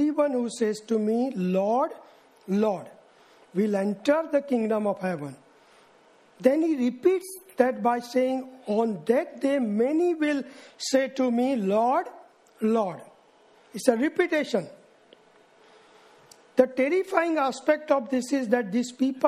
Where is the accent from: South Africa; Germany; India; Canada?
India; I came from Indian background and I'm brought up in a Christian family